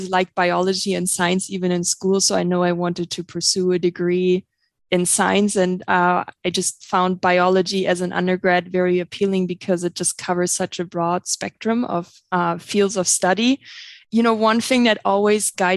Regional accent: Germany; English is a second language; moved away as an adult; now in Montana, United States; I have an accent. I'm not originally from the United States or Montana. I'm actually originally from Germany, and that's where I did my undergrad and graduate master's degree.

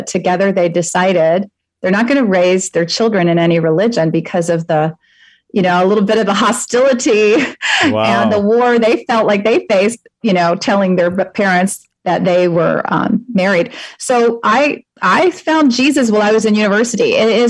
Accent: Halifax, Nova Scotia, Canada; I grew up in Halifax, Nova Scotia.

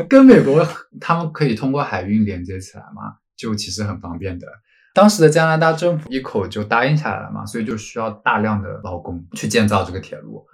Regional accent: Zhejiang, China; now in London, United Kingdom; 本人身为一个浙江人

